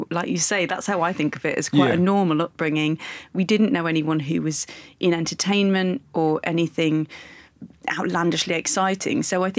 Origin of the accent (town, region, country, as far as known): Leicester, East Midlands, United Kingdom